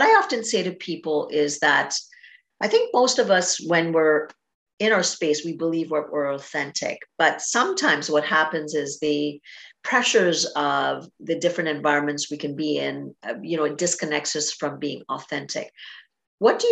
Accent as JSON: {"language": "English", "country": "Trinidad & Tobago", "said": "I'm from Trinidad and Tobago"}